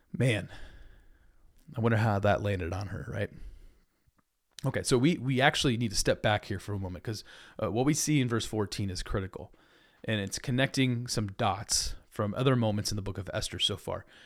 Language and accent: English; United States; I love being American